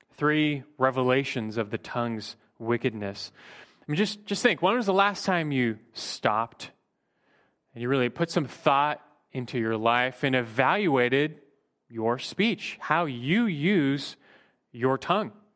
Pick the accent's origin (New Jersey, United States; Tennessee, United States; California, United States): California, United States; Burbank; growing up in Burbank